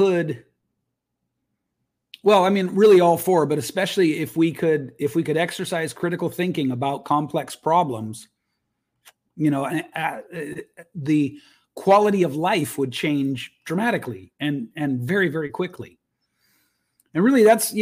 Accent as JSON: {"language": "English", "country": "United States", "tie": "born or raised there", "said": "as a man growing up in the United States"}